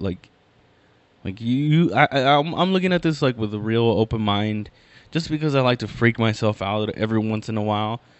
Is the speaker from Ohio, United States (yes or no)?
no; Inland Empire, California, United States; I'm from the Inland Empire, I'm from